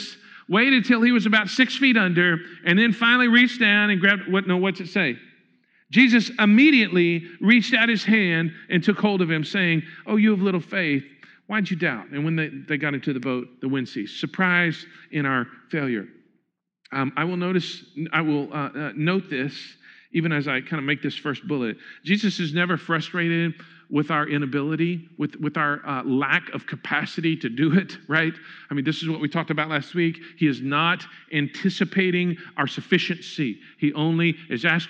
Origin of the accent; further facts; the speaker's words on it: Huntsville, United States; The house that I grew up in Huntsville